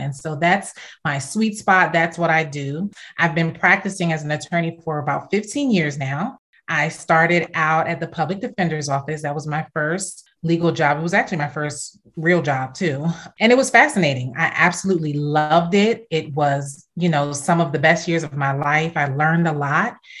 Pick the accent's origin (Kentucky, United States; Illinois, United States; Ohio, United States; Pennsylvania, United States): Pennsylvania, United States; Philadelphia; moved away as an adult; also born or lived in California / Caribbean / South Jersey / Princess Anne, Maryland; now in Washington, D.C., United States; I came back here and grew up in Philly and South Jersey